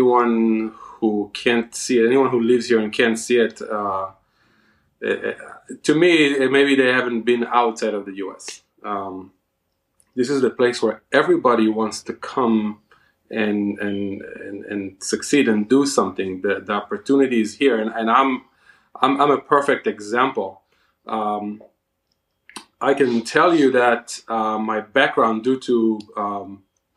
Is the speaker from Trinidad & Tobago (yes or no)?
no; Israel; moved away as an adult; also born or lived in India / Baltimore, Maryland; now in West Virginia, United States; I was born in Israel